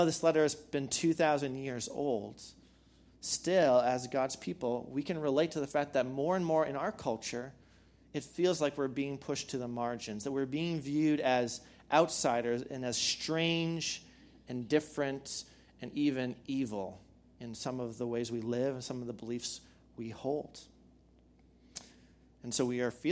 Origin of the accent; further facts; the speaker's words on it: Canada; now in Madison, United States; I was born and raised in Canada